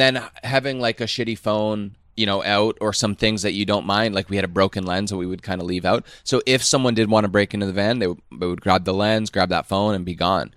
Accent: Canada; moved away as an adult; we grew up in Canada.

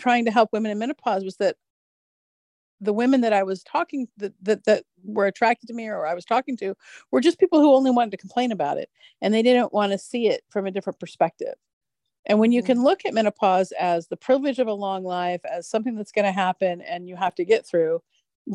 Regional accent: United States; growing up in America

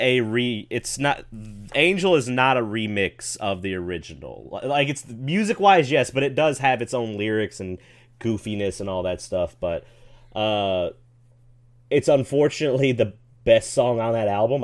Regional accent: Memphis, Tennessee, United States; I'm from the Memphis area

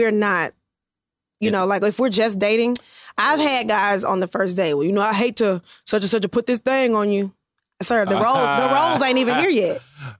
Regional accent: Memphis, Tennessee, United States; moved away; So I'm originally from Memphis.

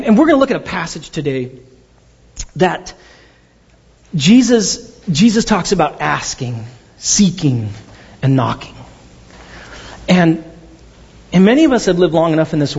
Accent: Pasadena, California, United States; also born or lived in Glendora; I grew up in Pasadena, but then my family and I moved out to a place called Glendora

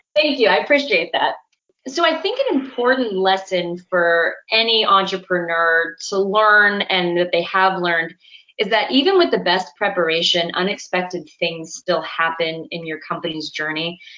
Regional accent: Southern California, United States; I grew up in Southern California

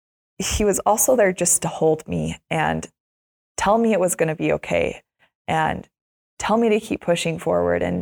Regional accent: Utah, United States; I grew up in Utah

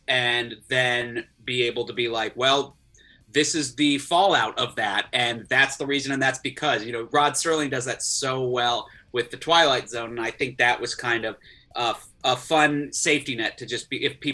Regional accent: Florida, United States; I grew up in Florida

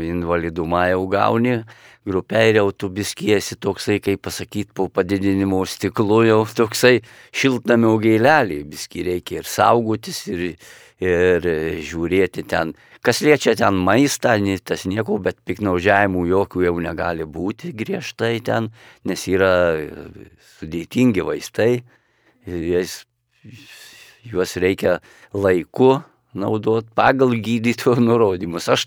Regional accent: Lithuania; mes kaip lietuviai

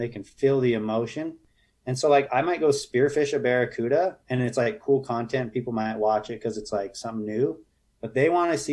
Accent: Utah, United States; growing up in Utah

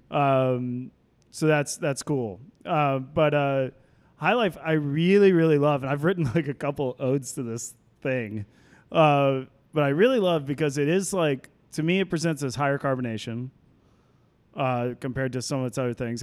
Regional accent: Fort Worth, Texas, United States; moved away as an adult; also born or lived in East Coast; now in Seattle, United States; I am from Fort Worth, Texas.

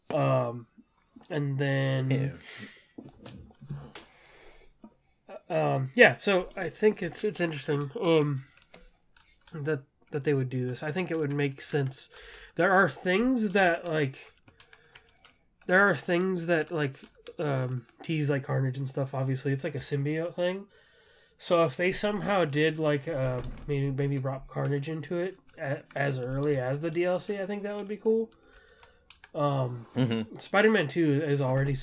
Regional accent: Southern California, United States; I'm from Southern California. I'm from that area

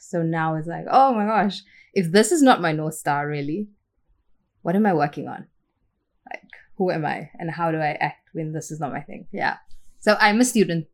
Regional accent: Port Elizabeth, Eastern Cape, South Africa; moved away as an adult; also born or lived in Tainan, Taiwan / Florida, United States / Chicago, United States; now in Malaysia; So I grew up in Port Elizabeth, which is the tip of Africa.

